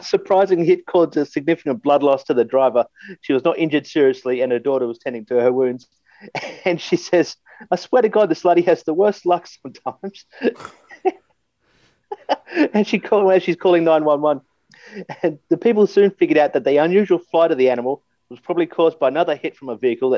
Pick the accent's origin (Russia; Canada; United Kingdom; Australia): Australia; accent: Aussie; my Aussie accent